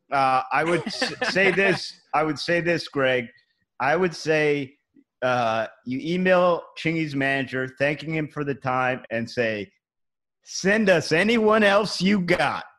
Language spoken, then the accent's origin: English; Cleveland, Ohio, United States; now in New York City, United States; I'm from Cleveland. That's where I grew up. We're we're all in New York City now